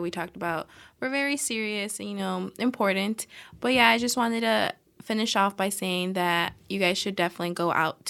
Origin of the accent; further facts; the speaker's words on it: Chicago, Illinois, United States; moved away as an adult; I'm from Chicago